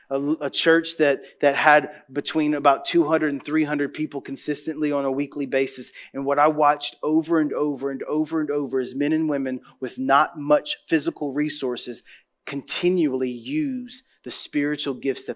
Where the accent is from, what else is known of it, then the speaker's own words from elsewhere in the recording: Louisiana, United States; I grew up, I was born in New Orleans, and I grew up 60 miles north of New Orleans. In a tiny little town with 4,000 people and 40,000 cows where everybody's in your business.